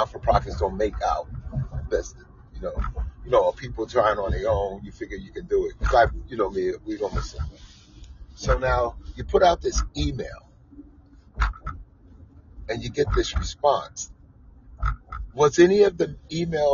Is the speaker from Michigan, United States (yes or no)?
no; New York City, New York, United States; I came from Coney Island